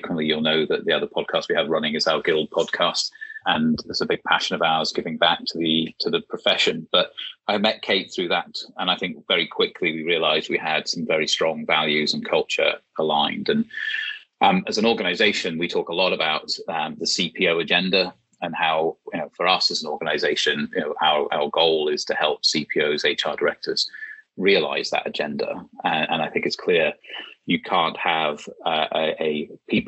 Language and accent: English; Aberdeen, Scotland, United Kingdom; also born or lived in London; now in York, United Kingdom; I grew up in Aberdeen